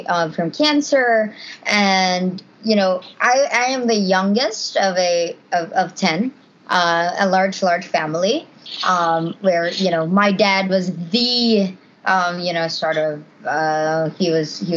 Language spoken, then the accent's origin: English; Cebu City, Central Visayas, Philippines; moved away as an adult; now in Boston, United States; straight out from Cebu, you know, born in the Philippines